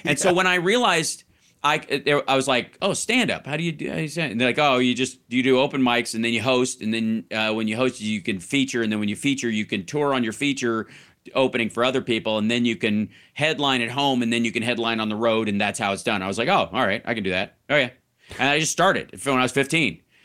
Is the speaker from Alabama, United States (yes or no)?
no; Kentucky, United States; moved away; also born or lived in Chicago / Florida; growing up in Kentucky